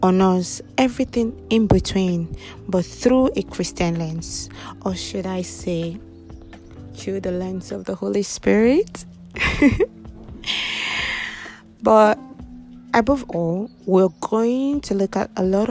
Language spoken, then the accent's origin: English; Kogi, Nigeria; I am from Kogi State